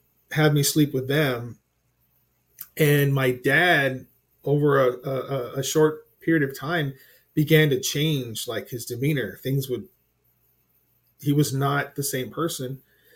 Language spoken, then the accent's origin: English; Corpus Christi, Texas, United States; also born or lived in Alice, Texas; I was born in Alice, Texas